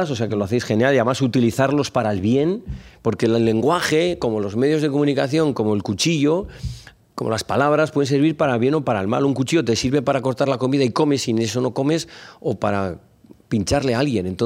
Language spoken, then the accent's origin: Spanish; Logroño, La Rioja, Spain; moved away; also born or lived in Zaragoza / Madrid; me nacieron en Logroño. bueno, yo soy de Zaragoza, de Logroño, soy de muchos sitios, sí. Bueno, pues soy de Logroño, una tierra vecina y amiga de, de, y de La Rioja, de Aragón.